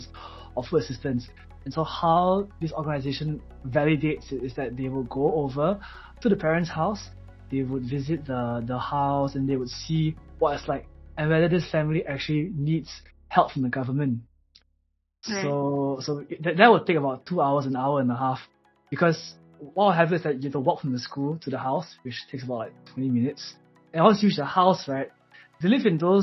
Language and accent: English; Malaysia; in Malaysia, we call a bicycle 脚车